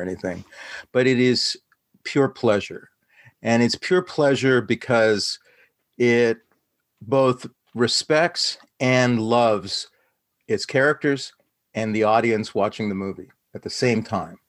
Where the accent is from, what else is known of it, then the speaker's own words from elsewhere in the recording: Saskatoon, Saskatchewan, Canada; I was a brown kid, son of immigrant parents, growing up in Saskatoon, Saskatchewan